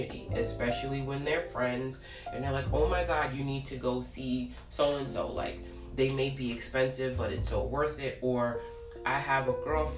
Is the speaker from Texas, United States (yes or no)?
no; New York City, New York, United States; I grew up in Brooklyn off of Church Ave